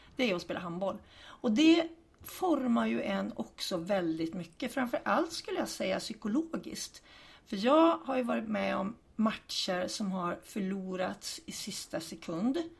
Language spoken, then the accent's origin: Swedish; Hudiksvall, Gävleborg County, Sweden; Jag är ambassadör även för Hudiksvall, där jag är född och uppvuxen